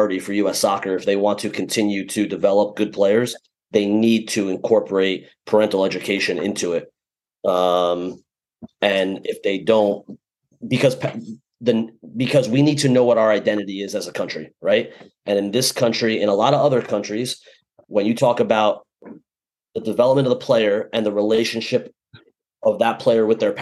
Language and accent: English; United States